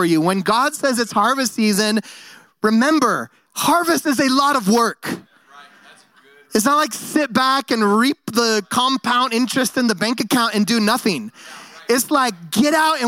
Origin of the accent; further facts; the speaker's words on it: San Francisco Bay Area, California, United States; also born or lived in Bend, Oregon; now in Nampa, United States; I grew up in the San Francisco Bay Area. I was a city boy, and then my family moved to Bend, Oregon